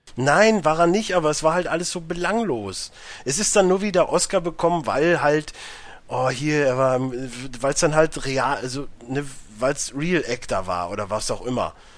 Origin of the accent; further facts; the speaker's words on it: Germany; als Europäer, beziehungsweise als Deutscher